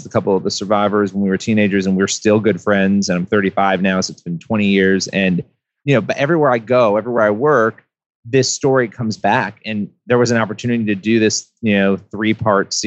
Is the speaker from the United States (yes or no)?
yes; Rochester, New York, United States; I grew up in Rochester, New York